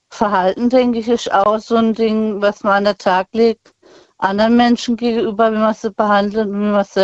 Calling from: Bühl, Baden-Württemberg, Germany; Ich komme aus der Nähe von Bühl bei Baden.

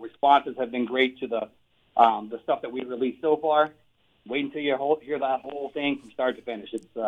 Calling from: Las Vegas, Nevada, United States; Yeah, I am at home here in Las Vegas, Nevada.

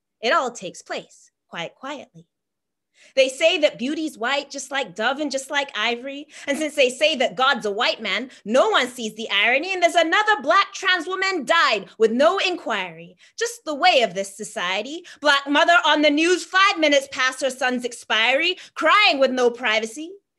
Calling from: Halifax, Nova Scotia, Canada; I'm joining you from Jibuktuk, Halifax, in the territory of the Mi'kmaq people

